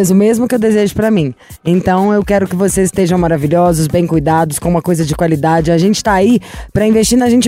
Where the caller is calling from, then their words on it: Sete Lagoas, Minas Gerais, Brazil; Eu falo de Sete Lagoas, Minas Gerais.